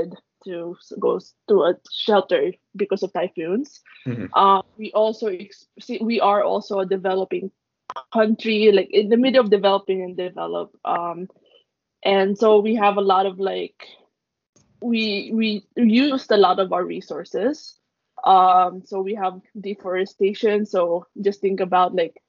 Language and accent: English; Philippines; I'm Filipino